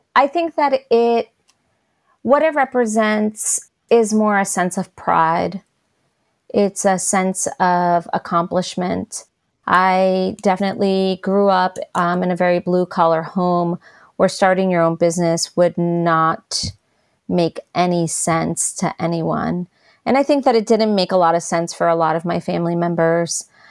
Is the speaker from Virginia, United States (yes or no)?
no; New York, United States; now in Asheville, United States; as a New Yorker living in New York